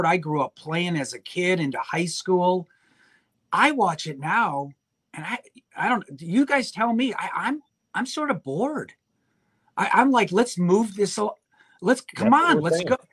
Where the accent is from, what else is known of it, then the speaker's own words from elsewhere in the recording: Chicago, Illinois, United States; moved away; I grew up in Chicago, 18 years living in the city